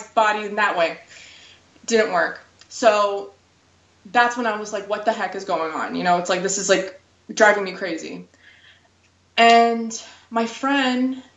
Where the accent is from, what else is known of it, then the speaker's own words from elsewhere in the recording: Florida, United States; also born or lived in Ukraine / New York; then they moved down here and I basically grew up down here